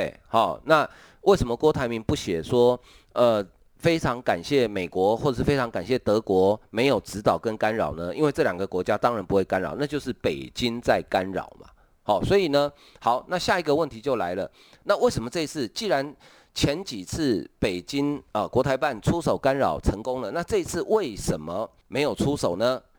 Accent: Taiwan; 好，真的用一句我们台湾话，我不晓得中国的朋友听不听不懂哈

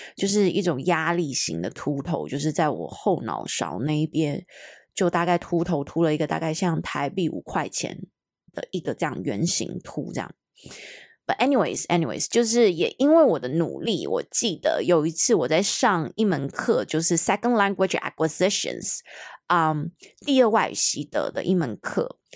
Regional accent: Hong Kong; moved away; 我是一个香港人

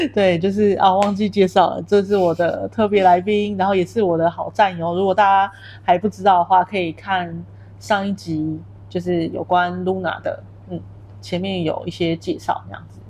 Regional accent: Taiwan; moved away as an adult; now in Kuala Lumpur, Malaysia; 你在台湾的话，因为你是从小在那里土生土长的

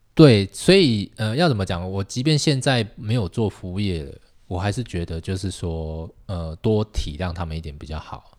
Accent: Tainan, Taiwan; moved away; 我是台南人

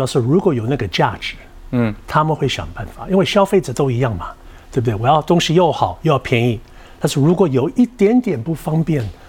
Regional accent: Taiwan; 现在呢，我们一些品相也许会调整，为了我们台湾人的口感各方面的。

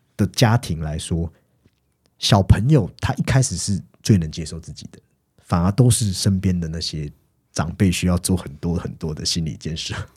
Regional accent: Taiwan; 以前我们成长在那种充满人情味的地方，下课后其实左邻右舍似乎都认识你

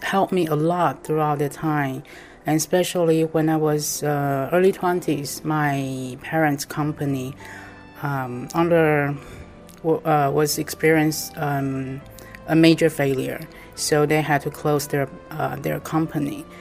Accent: Taipei, Taiwan; English is a second language; I'm from Taiwan, Taipei

